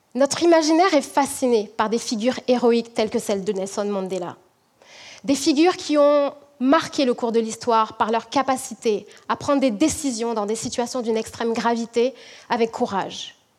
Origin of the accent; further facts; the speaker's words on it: French Guiana; now in Quebec City, Canada; je suis originaire de la Guyane